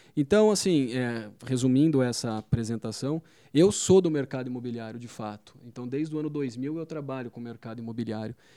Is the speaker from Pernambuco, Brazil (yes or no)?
no; Campinas, São Paulo, Brazil; eu sou de Campinas, é, morei boa parte da minha vida em Campinas